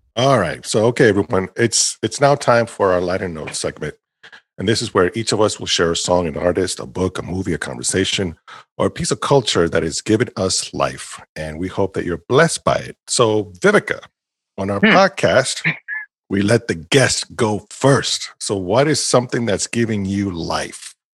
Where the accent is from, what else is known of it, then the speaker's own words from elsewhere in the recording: Puerto Rico; moved away; my home country